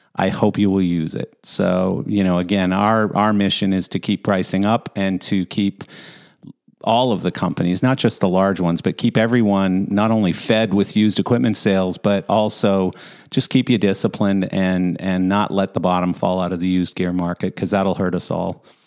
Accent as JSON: {"language": "English", "town": "Calgary", "region": "Alberta", "country": "Canada", "tie": "born or raised there", "said": "I grew I grew up in Calgary"}